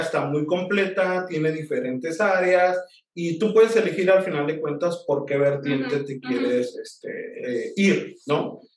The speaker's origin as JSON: {"language": "Spanish", "town": "Tijuana", "region": "Baja California", "country": "Mexico", "tie": "born or raised there", "also_born_or_lived": "Michoacán", "said": "soy este, originario de Michoacán, pero me siento tijuanense por adopción, ¿no? Llegué aquí desde muy pequeño, ajá, y, pues ya yo crecí y, corrí, aprendí y me crié en esta bella hermosa ciudad de Tijuana"}